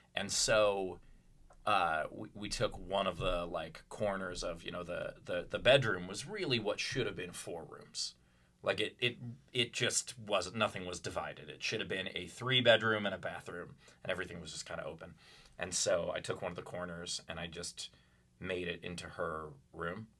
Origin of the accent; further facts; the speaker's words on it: New York, United States; also born or lived in Louisville; now in Pittsburgh, United States; I grew up in Queens